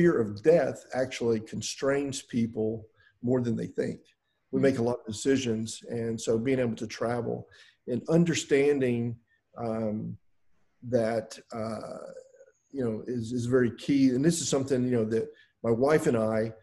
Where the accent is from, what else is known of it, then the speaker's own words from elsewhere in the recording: Houston, Texas, United States; I'm from Houston